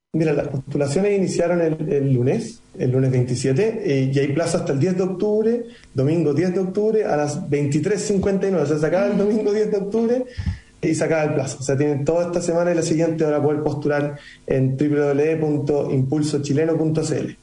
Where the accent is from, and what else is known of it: Chile